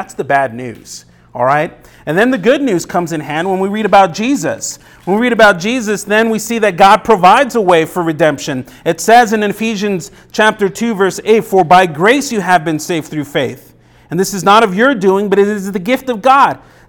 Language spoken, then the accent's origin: English; Los Angeles, California, United States; now in Tucson, United States; Now, I came from Los Angeles. There's millions of people there, millions of people. And so Tucson, for me, was a small town compared to it, but my life in L.A. was nonstop.